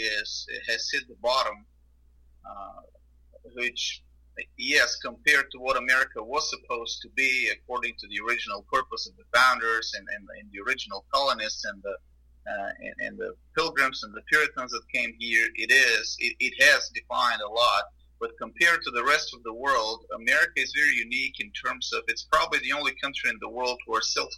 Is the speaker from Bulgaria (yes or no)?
yes; Bulgaria; moved away as an adult; now in Houston, United States; I was born in Bulgaria, which is in Southeast Europe, and I was born under communism and lived my first 19 years of my life under communism.